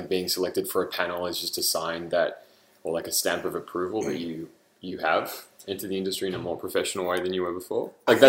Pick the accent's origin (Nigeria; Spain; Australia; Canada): Australia; moved away as an adult; now in United States; Being Australian